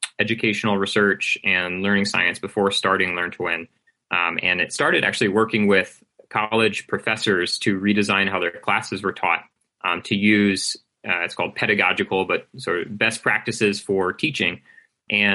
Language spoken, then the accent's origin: English; United States; for myself as an American